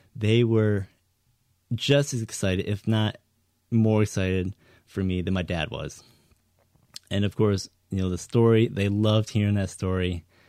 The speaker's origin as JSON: {"language": "English", "region": "Northern Michigan", "country": "United States", "tie": "born or raised there", "said": "growing up in Northern Michigan"}